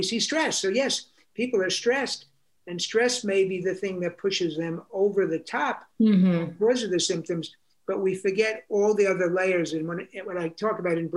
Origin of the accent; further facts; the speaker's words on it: New York City, New York, United States; I grew up in New York City